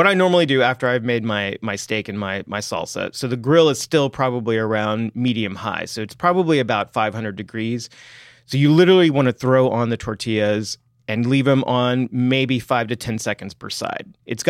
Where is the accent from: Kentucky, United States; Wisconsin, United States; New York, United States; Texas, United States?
Texas, United States; I am from Texas.